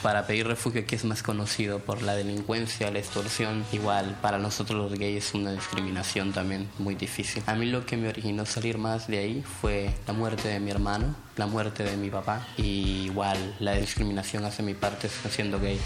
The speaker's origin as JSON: {"language": "Spanish", "country": "Honduras", "moved": "yes", "lives_now": "Mexico", "said": "Vengo de Honduras, del municipio de San Pedro Azul"}